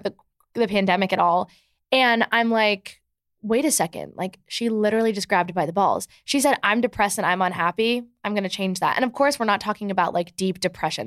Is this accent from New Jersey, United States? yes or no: yes; New Jersey, United States; moved away as an adult; also born or lived in Michigan; now in New York City, United States; I live in New York City, but I'm from New Jersey, and, like, my whole entire high school, like, actually is here